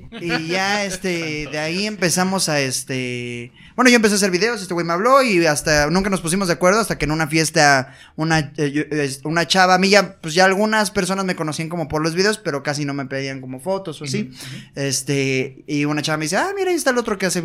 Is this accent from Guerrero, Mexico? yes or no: no; Mexico City, Mexico; De Iztacalco.